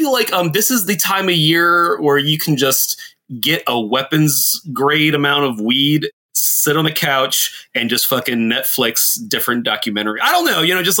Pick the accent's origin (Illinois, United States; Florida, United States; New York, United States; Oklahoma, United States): Florida, United States; South; now in Washington, D.C., United States; I grew up in South Florida.